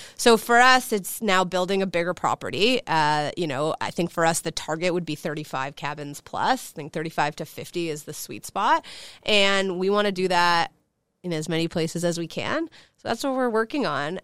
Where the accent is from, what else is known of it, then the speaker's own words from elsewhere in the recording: Chicago, Illinois, United States; I grew up in Chicago, as I mentioned, born and raised.